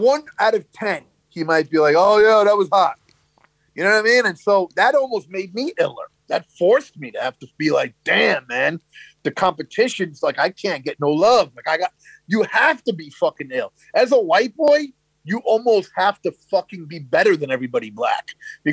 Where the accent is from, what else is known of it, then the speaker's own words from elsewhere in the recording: New York City, New York, United States; growing up in Brooklyn